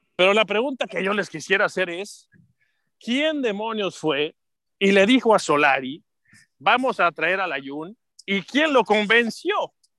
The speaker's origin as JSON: {"language": "Spanish", "country": "Mexico"}